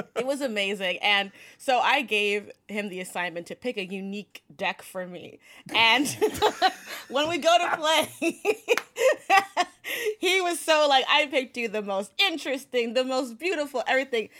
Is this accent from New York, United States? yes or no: yes; New York City, New York, United States; I'm from Brooklyn